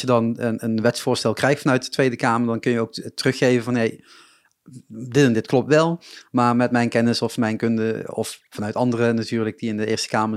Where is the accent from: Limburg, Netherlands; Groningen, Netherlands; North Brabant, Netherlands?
Limburg, Netherlands; Ik kom uit Limburg